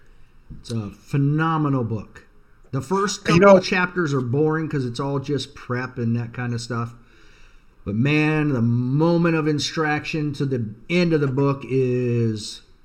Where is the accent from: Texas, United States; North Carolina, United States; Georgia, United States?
Texas, United States; Dallas; I was born in the Republic of Texas, in Dallas. Yep, that's where I'm from.